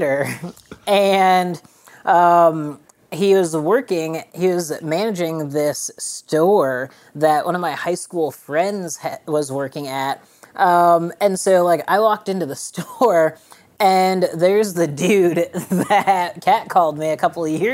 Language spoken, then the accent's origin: English; Illinois, United States; moved away as an adult; also born or lived in Boulder, Colorado / Leadville, Colorado / Las Vegas, Nevada; I moved back to Illinois and basically my hometown because I got married